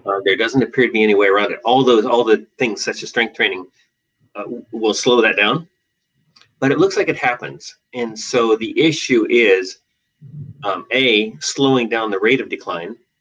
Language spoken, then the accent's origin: English; Western Australia, Australia; moved away as an adult; also born or lived in Seattle, Washington, United States; now in Portland, United States; I was born in Seattle and raised in Western Australia, um, where I did all my education, and uh, and came back to Portland.